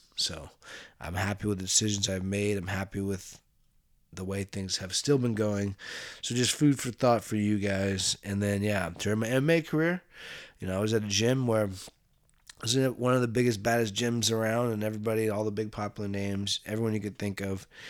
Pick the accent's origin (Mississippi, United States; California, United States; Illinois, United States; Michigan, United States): California, United States; Bay Area; I grew up in the Bay Area here.